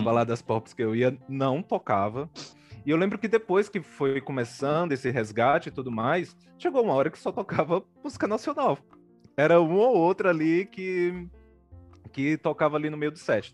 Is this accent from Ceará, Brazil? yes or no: yes; Ceará, Brazil; now in São Paulo, Brazil; Eu nasci no Ceará